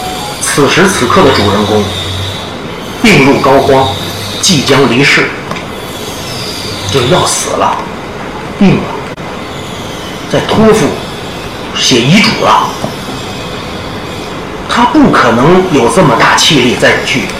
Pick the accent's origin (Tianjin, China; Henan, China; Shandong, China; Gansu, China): Tianjin, China; now in Shanghai, China; 那么大家都知道我是北方来的，我是天津的。